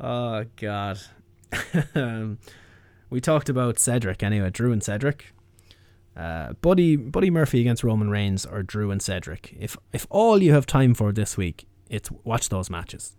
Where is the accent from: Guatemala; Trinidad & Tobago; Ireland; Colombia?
Ireland